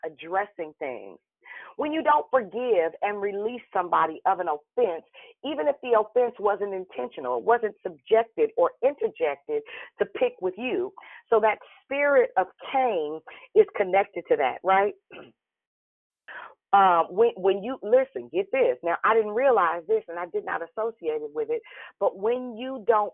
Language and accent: English; Richmond, California, United States; now in Vallejo, United States; I'm from Richmond